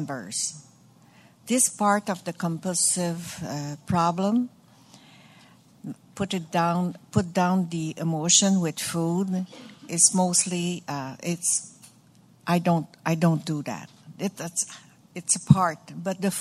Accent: Montreal, Quebec, Canada; English is a second language; I'm from Montreal.

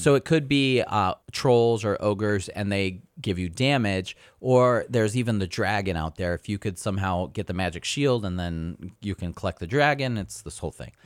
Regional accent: California, United States; moved away; I'm from California. We're so sophisticated out there.

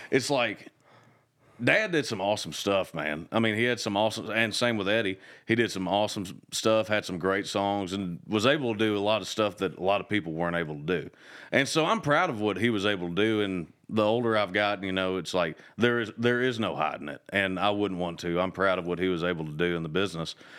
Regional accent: Kentucky, United States; moved away; growing up in Kentucky

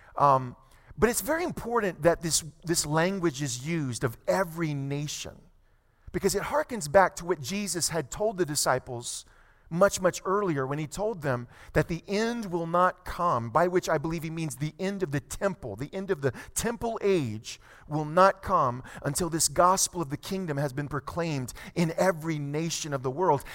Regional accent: South Louisiana, United States; moved away as an adult; now in California, United States; My family and I, we moved here to California roughly almost two years ago. We're from South Louisiana.

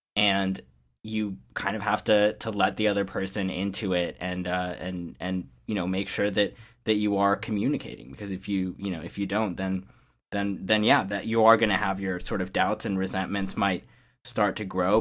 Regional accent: Champaign, Illinois, United States; as a high schooler in the, you know, middle of nowhere, or at least we were, we were supposed to be the big city in the middle of nowhere, but, you know, I'm from Champaign, Illinois

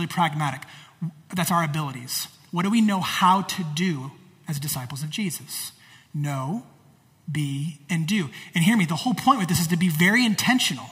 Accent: United States

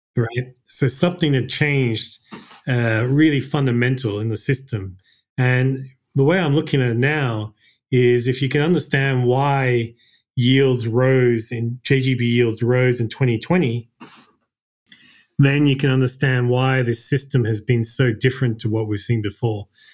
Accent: Australia; moved away as an adult; also born or lived in Japan; I was born and raised in Australia

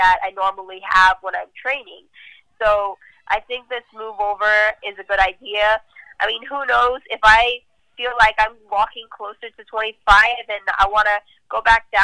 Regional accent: Canada; now in Hawaii, United States; I was born in Canada, and we've pretty much, like, been so many places across the world.

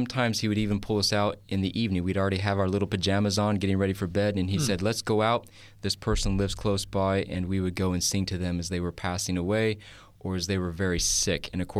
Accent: Kentucky, United States; born there; Yeah, I was born in the wonderful state. It's a southern state, Kentucky.

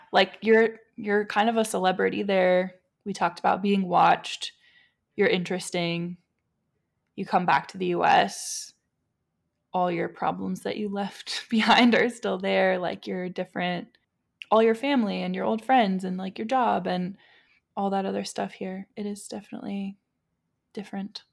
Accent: United States; being an American, being white

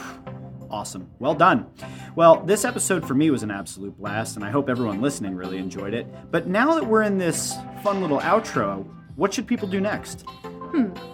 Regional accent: New York, United States; moved away as an adult; now in Philadelphia, United States; growing up in New York

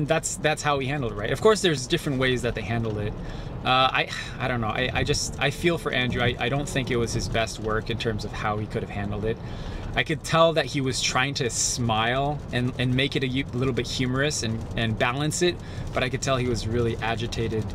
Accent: Japan; I am Japanese

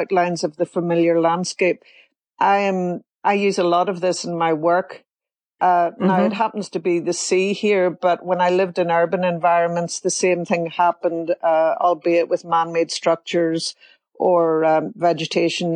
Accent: Belfast, Northern Ireland, United Kingdom; moved away as an adult; also born or lived in United States / Strangford Lough; I was born in Belfast. I lived there until I moved to the US in the early 80s.

